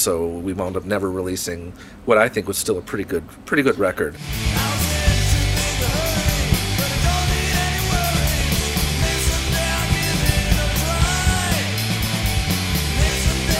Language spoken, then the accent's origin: English; Highland Park, Illinois, United States; I grew up in Highland Park